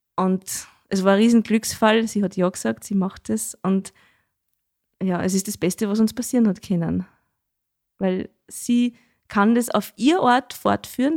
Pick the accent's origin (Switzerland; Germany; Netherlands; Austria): Austria; Schneeberg, Lower Austria; Das sage ich als gebürtige Schneebergerin nicht, weil bei uns sagt man ja Dudeln zum Jodeln